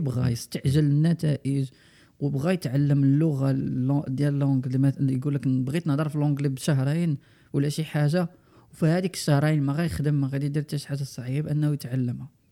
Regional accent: Morocco; also born or lived in United States; حنا كمغاربه وكبرنا فيهم

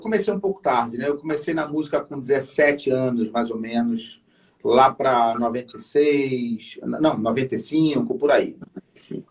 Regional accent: Niterói, Rio de Janeiro, Brazil; eu sou de Niterói

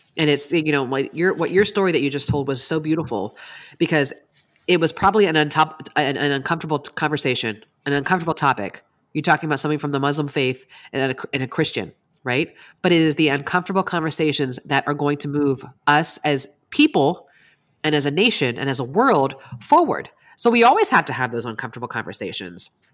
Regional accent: East Coast, United States; I grew up in the East Coast

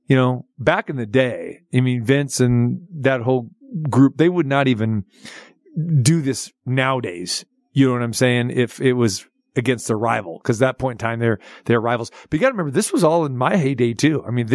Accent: near Stockton, California, United States; moved away; he's heading to my hometown. Well, close to it. I mean, he's going to Stockton this weekend.

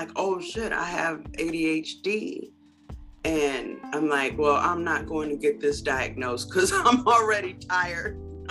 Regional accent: United States; when I grew up in Beloit and Rockford, Mississippi and Arkansas, there were Black businesses that were prominent that we depended on.

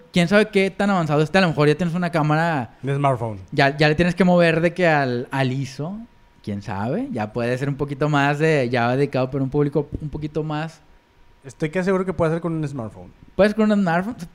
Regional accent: Mexico

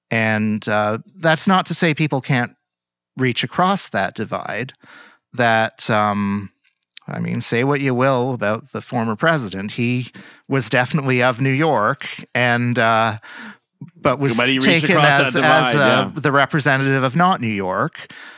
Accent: Toronto, Ontario, Canada; I'm from Toronto.

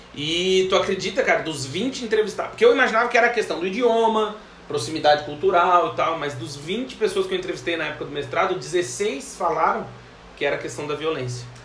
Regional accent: Rio Grande do Sul, Brazil; now in Portugal; eu nasci no Rio Grande do Sul, que é o, o, o primeiro estado lá embaixo do Brasil. Pro pessoal do Nordeste diz que é o último. Eu, como eu sou do Sul

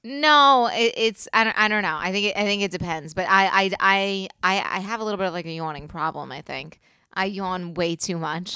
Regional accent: New York City, New York, United States; I'm from the South Shore

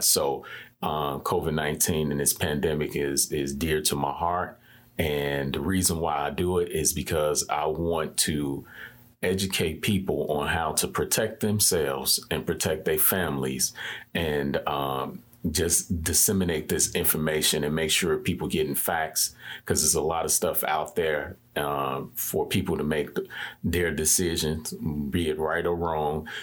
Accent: Chicago, Illinois, United States; I'm from the Austin community.

